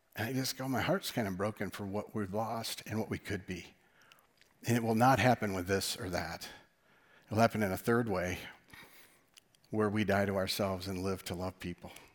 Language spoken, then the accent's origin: English; West Michigan, United States; us being from West Michigan